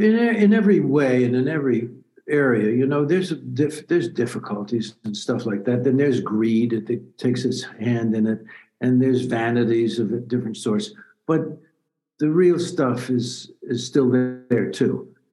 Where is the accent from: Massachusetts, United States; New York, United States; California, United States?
New York, United States; Yonkers; Well, I say that being from Yonkers, you can't have airs.